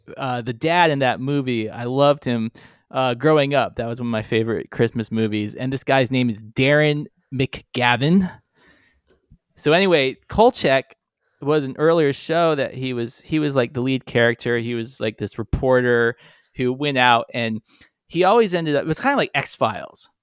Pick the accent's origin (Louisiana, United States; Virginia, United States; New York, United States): Virginia, United States; Charlottesville; growing up in Virginia